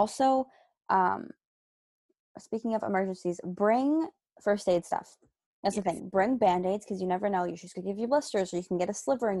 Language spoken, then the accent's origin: English; Canada; we're from Canada